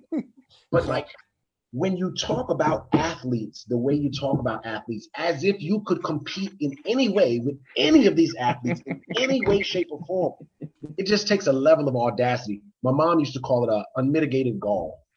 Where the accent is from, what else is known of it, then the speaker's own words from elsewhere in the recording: United States; now in Baltimore, United States; I'm from the DMV